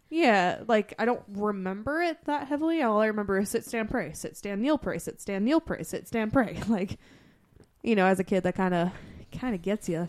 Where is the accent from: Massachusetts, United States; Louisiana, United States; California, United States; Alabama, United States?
Massachusetts, United States; growing up in Massachusetts